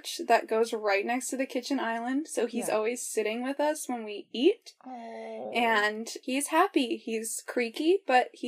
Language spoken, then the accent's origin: English; Colorado, United States; I'm from Colorado, live near the Rocky Mountains